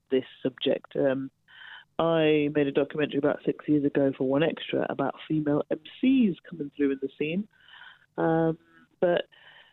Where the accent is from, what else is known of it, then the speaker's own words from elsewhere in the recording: Birmingham, West Midlands, United Kingdom; my hometown of Birmingham